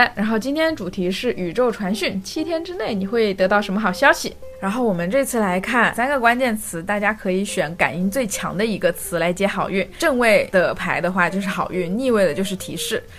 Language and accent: Chinese; Fujian, China; 我就是福建人嘛。